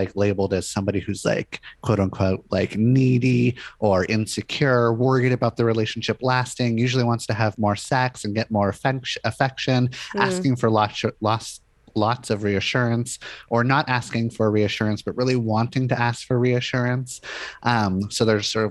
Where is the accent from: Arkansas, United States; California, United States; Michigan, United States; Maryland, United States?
California, United States; Los Angeles; moved away as an adult; now in Portland, United States; I grew up in Los Angeles